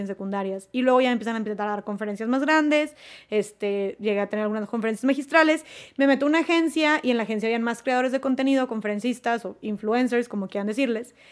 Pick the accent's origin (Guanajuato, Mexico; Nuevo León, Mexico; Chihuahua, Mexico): Nuevo León, Mexico; Monterrey; yo soy de Monterrey